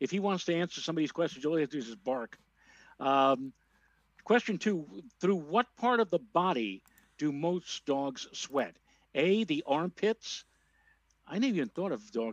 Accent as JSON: {"language": "English", "town": "New York City", "region": "New York", "country": "United States", "tie": "born or raised there", "said": "when I was growing up in the Bronx"}